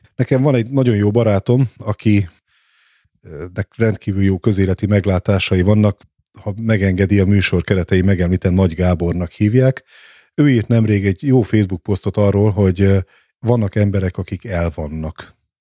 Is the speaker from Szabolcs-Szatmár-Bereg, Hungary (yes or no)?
yes; Nyíregyháza, Szabolcs-Szatmár-Bereg, Hungary; moved away; also born or lived in Budapest; én Nyíregyházán születtem